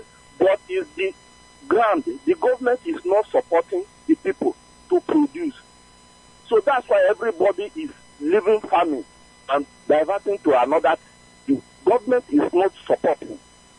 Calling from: Enugu, Enugu State, Nigeria; I'm calling from Enugu.

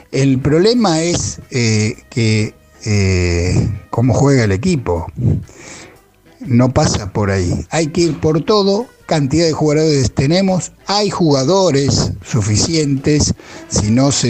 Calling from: Padua, Buenos Aires Province, Argentina; de Padua.

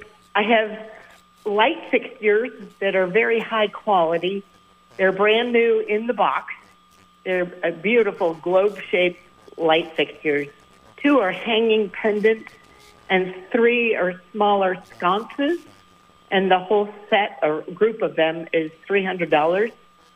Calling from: Middlebury, Vermont, United States; from Middlebury.

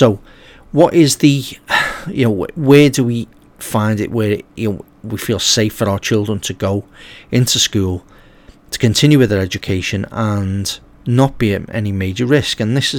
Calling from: Liverpool, North West England, United Kingdom; as obviously we're coming from Liverpool in England.

